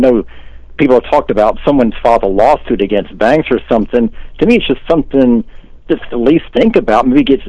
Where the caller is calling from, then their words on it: Tampa, Florida, United States; in Tampa, Florida.